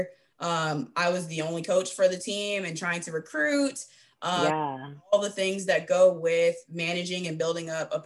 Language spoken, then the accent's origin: English; Georgia, United States; also born or lived in Jefferson, Georgia; I'm from Georgia